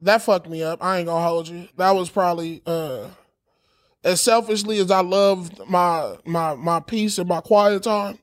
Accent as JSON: {"language": "English", "town": "Los Angeles", "region": "California", "country": "United States", "said": "I'm from"}